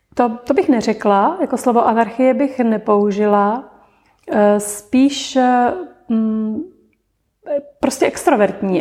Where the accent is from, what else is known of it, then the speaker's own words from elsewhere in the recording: Olomouc, Olomouc Region, Czechia; dětství jsem prožila v Olomouci